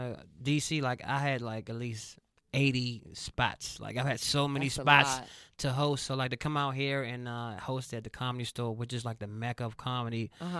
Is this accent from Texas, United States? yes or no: no; Washington, District of Columbia, United States; moved away as an adult; now in Los Angeles, United States; I was born in on Georgia Avenue.